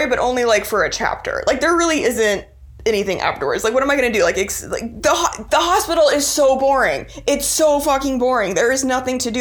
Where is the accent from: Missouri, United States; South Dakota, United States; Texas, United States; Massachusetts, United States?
Texas, United States; Austin; I grew up in Austin in like the 90s when it was not the Austin that it is now.